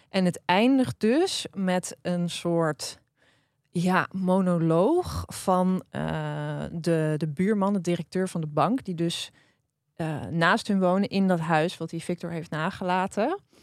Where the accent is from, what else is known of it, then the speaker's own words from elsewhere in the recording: Drenthe, Netherlands; ik ben opgegroeid in Drenthe